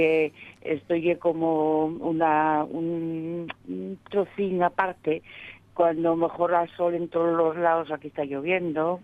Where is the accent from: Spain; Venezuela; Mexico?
Spain; Gijón, Asturias; also born or lived in Sama de Langreo; yo soy de Sama, pero vine para Gijón a los ocho años. Mm. Y estuve allí hasta los veinticuatro